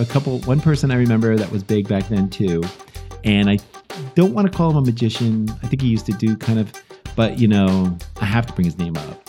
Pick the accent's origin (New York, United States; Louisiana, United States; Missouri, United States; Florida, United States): New York, United States; New York area, United States; we're from the New York area.